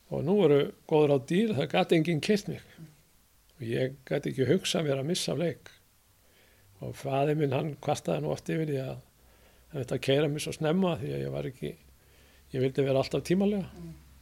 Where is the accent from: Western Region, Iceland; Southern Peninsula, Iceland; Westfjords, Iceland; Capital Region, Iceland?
Capital Region, Iceland; Hafnarfjörður; þar sem ég ólst upp á 36 þar sá ég upp á Kallera völl mm. það var eini knastmyndu völlun á sínum tíma í efnafjörði